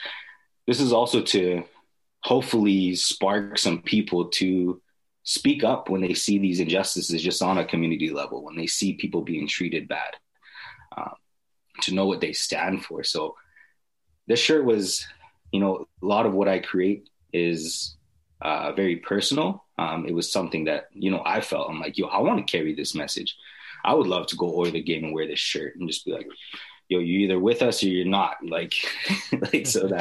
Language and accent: English; Edmonton, Alberta, Canada; I grew up in the North Side Edmonton